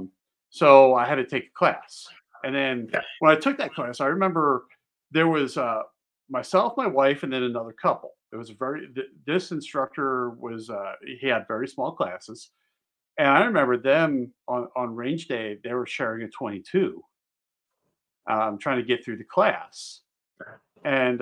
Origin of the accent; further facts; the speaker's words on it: Pennsylvania, United States; moved away as an adult; also born or lived in Maryland; I grew up in Pennsylvania